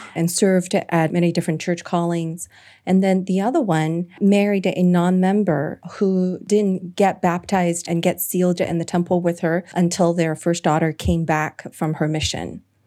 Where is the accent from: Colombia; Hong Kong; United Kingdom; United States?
Hong Kong; coming to my home country